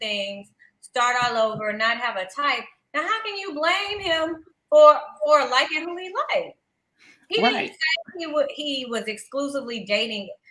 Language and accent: English; the South, United States; I'm someone from the South. And she said some disparaging things about how we sound and how we talk